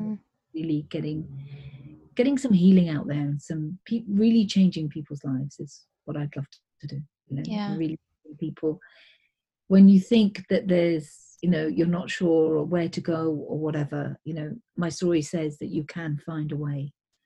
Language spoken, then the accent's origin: English; India; I mean, I'm Indian, so Indians are really into business.